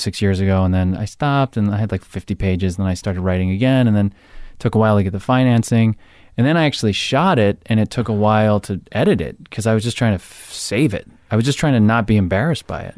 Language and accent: English; Jersey Shore, New Jersey, United States; I'm from Jersey Shore